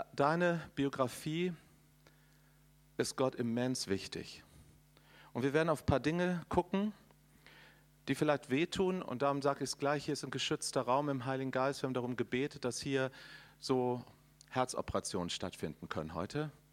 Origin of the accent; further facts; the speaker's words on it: Northern Germany, Germany; ich komme aus Norddeutschland